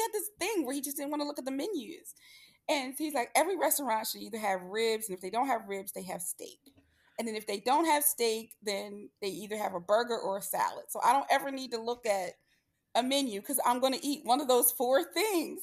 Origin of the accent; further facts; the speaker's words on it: Philadelphia, Pennsylvania, United States; I'm from the Philadelphia area